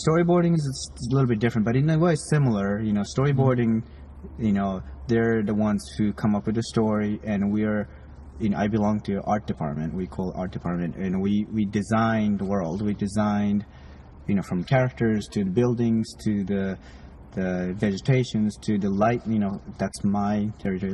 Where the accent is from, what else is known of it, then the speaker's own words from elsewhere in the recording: Japan; moved away; I grew up in Japan